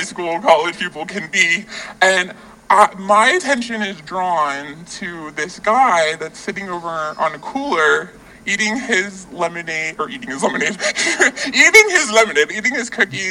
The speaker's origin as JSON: {"language": "English", "region": "Iowa", "country": "United States", "tie": "born or raised there", "moved": "yes", "said": "we grew up in the cornfields of Iowa."}